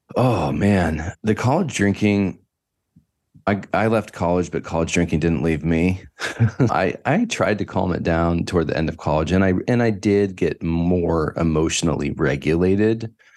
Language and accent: English; Northern California, United States; I grew up in Northern California, about an hour north of the city, San Francisco, way out i, on P C H in the middle of nowhere